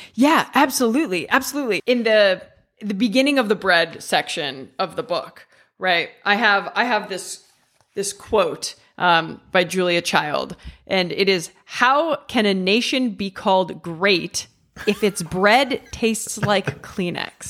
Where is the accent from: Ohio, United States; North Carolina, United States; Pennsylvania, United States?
Ohio, United States; also born or lived in England; now in Italy; I'm from the Midwest. I'm from Ohio